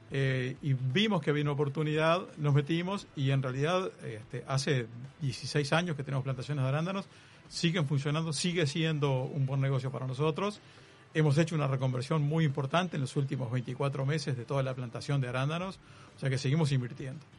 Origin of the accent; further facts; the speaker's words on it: Polanco, Lavalleja, Uruguay; De, la Valleja. De la Valleja. De Polanco de la Valleja. Y este, después me tocó sufrir el cemento y metido en ingeniería de sistemas